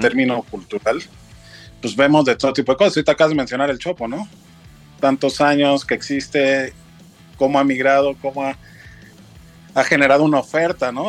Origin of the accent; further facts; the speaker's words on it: Mexico City, Mexico; now in Cuernavaca, Mexico; soy chilango, yo soy de familia veracruzana.